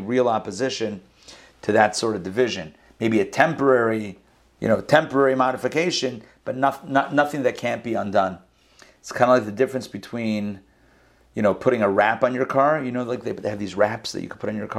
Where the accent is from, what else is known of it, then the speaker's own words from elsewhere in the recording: Israel; moved away; I was born in Israel.